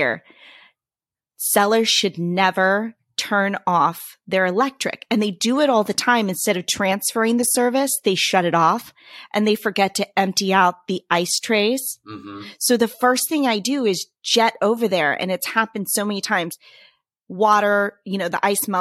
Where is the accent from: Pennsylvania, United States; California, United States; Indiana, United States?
California, United States; We're Californian